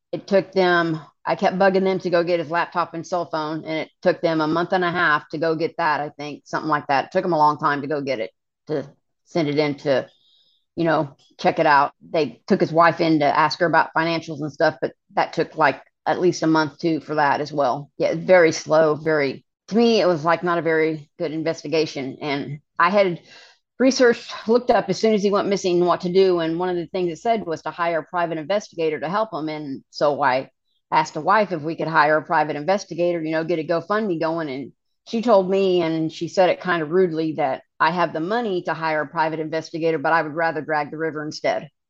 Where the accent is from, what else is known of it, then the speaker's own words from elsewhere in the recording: Kansas, United States; we grew up in Kansas, not a lot of options in the middle of Kansas